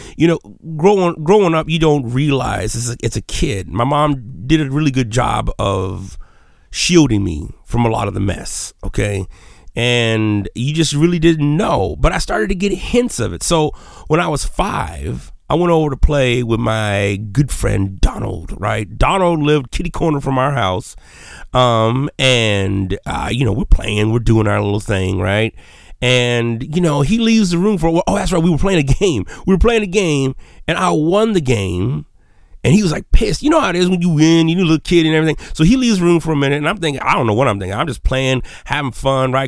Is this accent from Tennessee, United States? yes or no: no; Menard, Texas, United States; first language Spanish; English is a second language; growing up in Texas, I was really into, uh, just shooting stuff